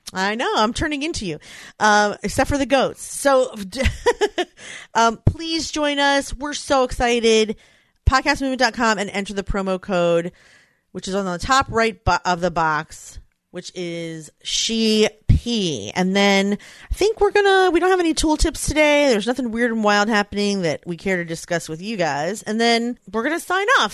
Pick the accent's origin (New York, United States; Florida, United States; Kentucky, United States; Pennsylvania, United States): Pennsylvania, United States; Philadelphia; it's in my hometown.